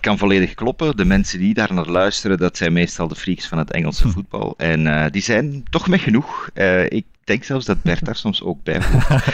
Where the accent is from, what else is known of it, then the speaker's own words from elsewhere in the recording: Zwijndrecht, Flanders, Belgium; ik ben wel uit Zwijndrecht